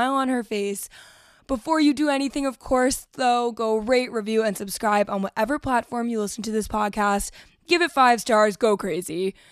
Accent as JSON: {"language": "English", "town": "Ridgewood", "region": "New Jersey", "country": "United States", "said": "I'm from Ridgewood, so I danced at In the Spotlight"}